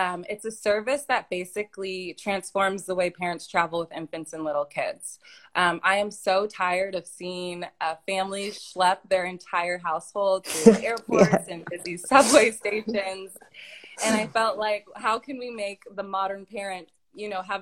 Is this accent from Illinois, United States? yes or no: no; East Lansing, Michigan, United States; moved away as an adult; also born or lived in California / Azerbaijan / Switzerland; I'm originally from East Lansing, Michigan, which is a small town